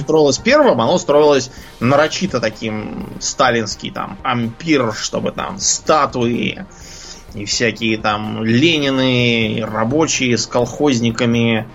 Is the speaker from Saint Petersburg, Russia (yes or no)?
no; Moscow, Russia; я Москвы совсем не знал. Жил в жизнь на окраине